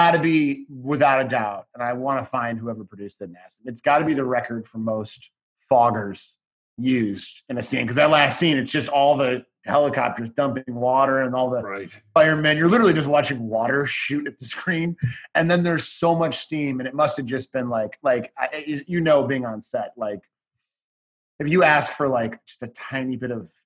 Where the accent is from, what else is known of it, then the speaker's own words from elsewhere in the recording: Chicago, Illinois, United States; now in Los Angeles, United States; I'm from Chicago. I grew up okay. Uptown in Chicago